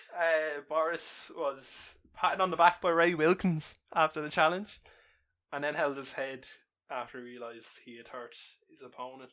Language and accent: English; Ireland; We are big Irish